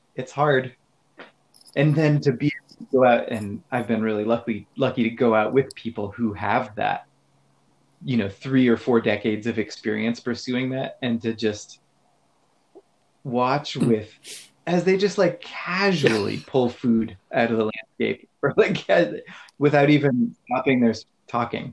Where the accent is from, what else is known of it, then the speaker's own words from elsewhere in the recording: Pacific Northwest, United States; also born or lived in Boulder; I grew up in the Pacific Northwest and spent a lot of time in the woods and the mountains here